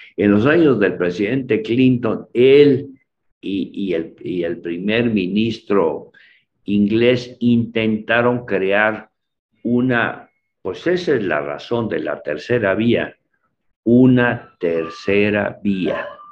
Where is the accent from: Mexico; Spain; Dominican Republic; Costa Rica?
Mexico; San Cristóbal de las Casas, Chiapas; Yo soy de San Cristóbal